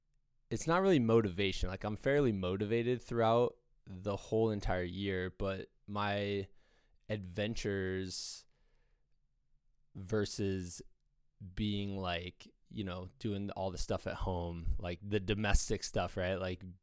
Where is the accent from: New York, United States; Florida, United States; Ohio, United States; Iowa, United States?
Iowa, United States; now in Colorado, United States; when I grew up in Iowa